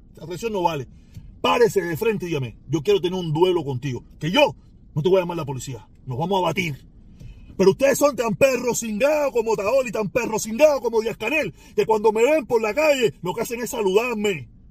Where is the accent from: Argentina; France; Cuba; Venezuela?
Cuba; moved away; soy cubano por los dos lados